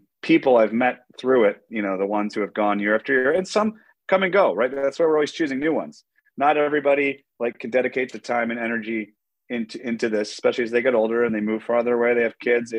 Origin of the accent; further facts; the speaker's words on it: Detroit, Michigan, United States; also born or lived in Asia; I'm from Detroit